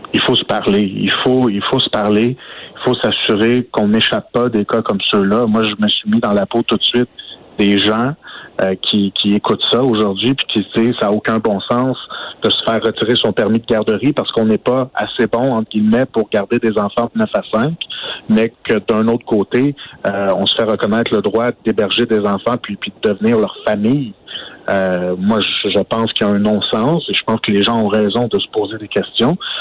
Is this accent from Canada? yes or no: yes; Outaouais, Quebec, Canada; chez nous, en Outaouais